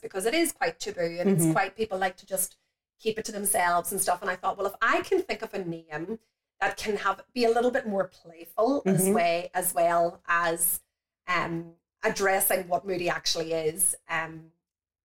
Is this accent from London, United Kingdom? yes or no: no; County Tyrone, Northern Ireland, United Kingdom; moved away as an adult; also born or lived in Australia; I grew up in County Tyrone